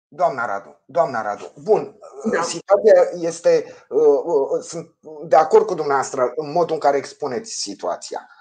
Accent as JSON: {"language": "Romanian", "town": "Ploiești", "region": "Prahova", "country": "Romania", "said": "ca ploieștean să plătesc impozite la primărie"}